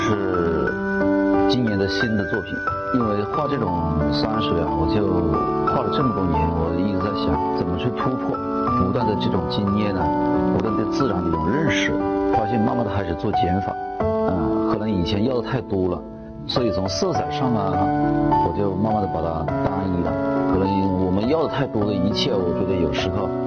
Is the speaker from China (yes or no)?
yes; Pingjiang, Hunan, China; 我小时候因为在这个江边长大